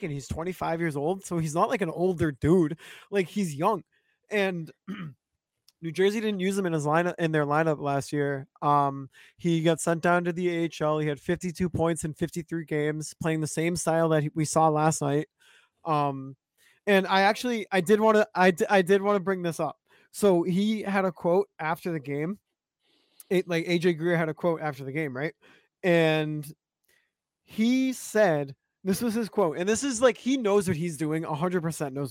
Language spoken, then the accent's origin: English; Montreal, Quebec, Canada; I grew up in Montreal. There's a lot of Bruins fans in Montreal.